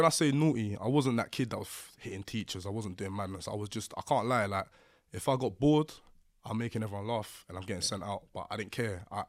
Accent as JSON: {"language": "English", "town": "Lewisham", "region": "London", "country": "United Kingdom", "tie": "born or raised there", "said": "So Lewisham originally."}